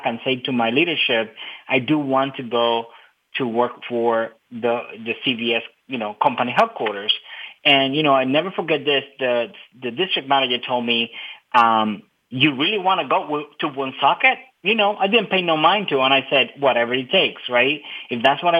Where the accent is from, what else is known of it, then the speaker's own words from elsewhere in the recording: Cuba; now in United States; I was pretty much born and raised in Cuba. I immigrated in 1998 to the United States.